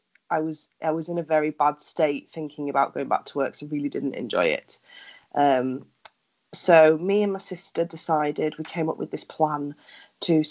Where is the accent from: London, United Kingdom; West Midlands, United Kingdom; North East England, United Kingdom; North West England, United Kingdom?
North West England, United Kingdom; Lancashire; also born or lived in Cyprus; now in Yorkshire, United Kingdom; I spent the first 10 years of my life in Cyprus and then I moved back to England when I was 10. So since then, I'm actually from Lancashire